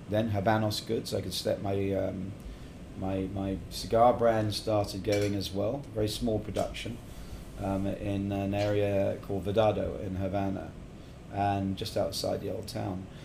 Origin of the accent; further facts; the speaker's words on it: England, United Kingdom; also born or lived in Middle East; now in Estonia; yeah I was brought up in England and actually in the Middle East, and my mother's actually Australian. So I'm bouncing all over the place here, and now been in Estonia for my God since 2004.